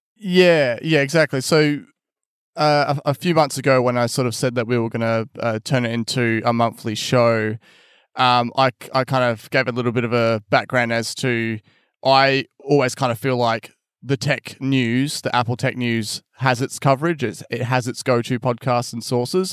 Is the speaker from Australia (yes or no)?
yes; Albany, Western Australia, Australia; my hometown of Albany